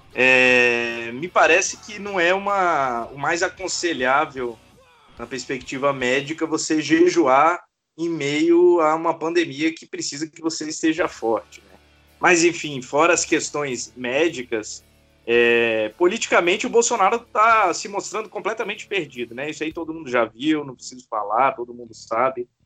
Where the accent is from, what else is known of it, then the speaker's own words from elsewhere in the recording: Vitória, Espírito Santo, Brazil; sou de Vitória, do Espírito Santo